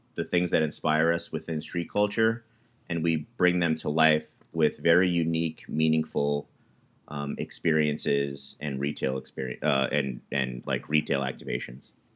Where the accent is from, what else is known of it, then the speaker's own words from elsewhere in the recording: New York, United States; I was born and raised in New York